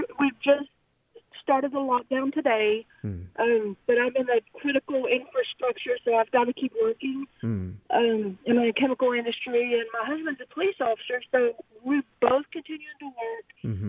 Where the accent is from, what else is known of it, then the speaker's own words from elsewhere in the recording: Cajun, Louisiana, United States; now in Texas, United States; I am Cajun.